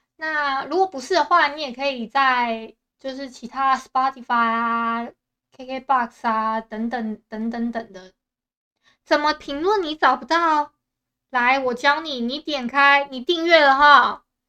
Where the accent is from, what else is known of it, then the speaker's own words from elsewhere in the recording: Taiwan; 我不是福建人，我是台湾人